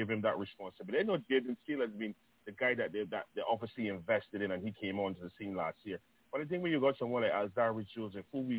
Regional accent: Barbados; I'm coming from Ellerslie Secondary.

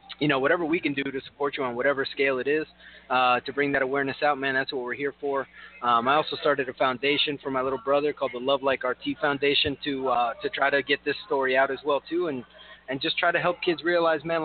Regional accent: Kendall, Florida, United States; my hometown of Kendall, where there's like nothing that ever happens around there. I mean, I grew up there for 23 years

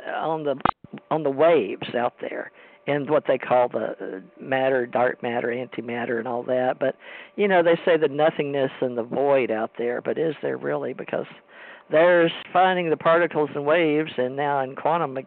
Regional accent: United States; I was raised in America and I was raised Christian

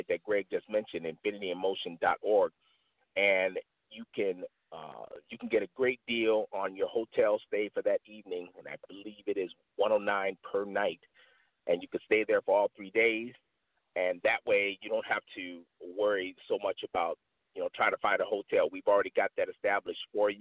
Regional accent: Aurora, Illinois, United States; moved away; I grew up in Aurora, Illinois, right outside of Chicago

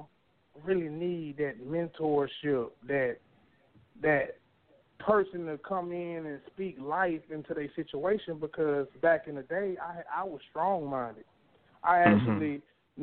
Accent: Beaumont, Texas, United States; growing up in Northridge Manor, you know, it was hard

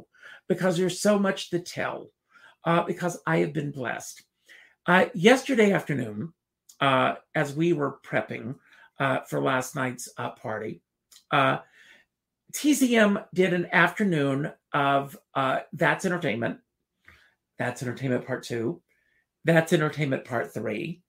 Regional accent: Conway, South Carolina, United States; moved away; as this kid growing up in South Carolina

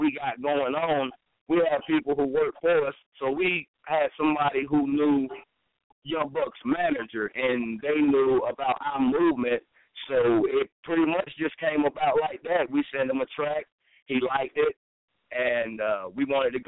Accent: Asheville, North Carolina, United States; moved away as an adult; now in Charlotte, United States; I'm from Asheville, North Carolina.

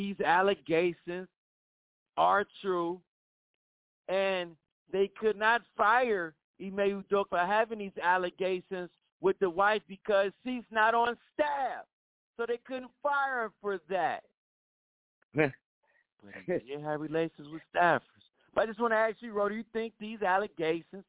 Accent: Cleveland, Ohio, United States; the Indians second because it is my hometown

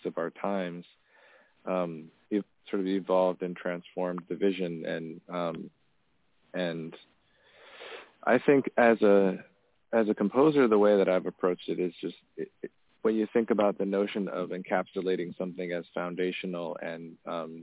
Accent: Tanzania; moved away; I grew up in Tanzania, and my dad is from a village in north central Tanzania

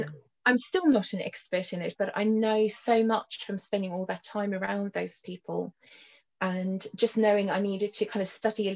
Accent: Cape Town, Western Cape, South Africa; moved away; also born or lived in London; I grew up in Cape Town in South Africa on the other side of the world

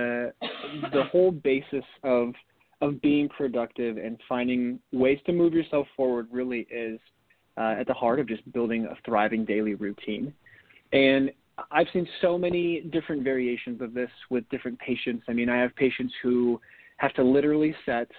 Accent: North Dakota, United States; Growing up in North Dakota in the winter, there's not much to do when it's freezing cold besides get your skates on and go play hockey

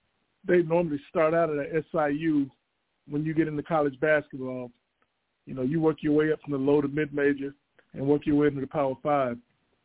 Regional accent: Ocala, Florida, United States; moved away as an adult; also born or lived in Morgantown, West Virginia; I grew up in Ocala.

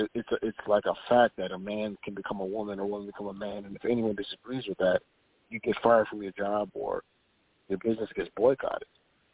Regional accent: Minneapolis, Minnesota, United States

